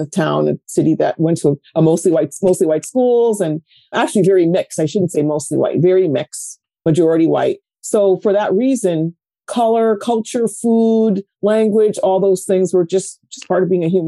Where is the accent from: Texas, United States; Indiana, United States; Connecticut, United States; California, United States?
Connecticut, United States; also born or lived in New York tri-state area; now in New York, United States; I'm a New Yorker, born here in the tri-state area. Moved to Connecticut at a very young age. I think I was 8 or so, and have been here ever since